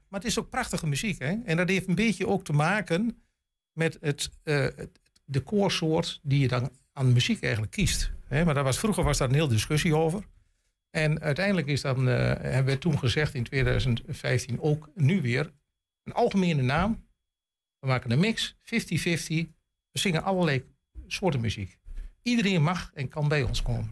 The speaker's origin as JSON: {"language": "Dutch", "town": "Glanerbrug", "region": "Overijssel", "country": "Netherlands", "tie": "born or raised there", "also_born_or_lived": "Rijssen", "moved": "as an adult", "lives_now": "Gronau, Germany", "said": "ik ben Gladenbrugge geboren en getogen in Glanenbrugge"}